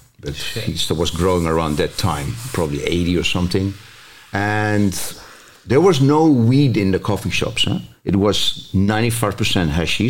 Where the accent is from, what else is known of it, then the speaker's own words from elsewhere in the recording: Zambia; also born or lived in Mozambique / Mauritania / Malaysia / Singapore; as you know, I grew up in Africa, so I spent a lot of years there in Zambia, Mozambique, Mauritania, later Malaysia, Singapore, Indonesia, because my father was a miner.